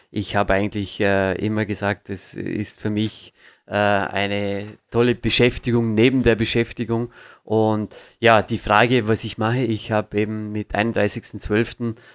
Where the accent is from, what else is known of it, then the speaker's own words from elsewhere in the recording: Vorarlberg, Austria; ich komme aus dem Bregenzer Wald. Das ist eine sehr, sehr äh, kernige Gegend, wie man so schön sagen kann.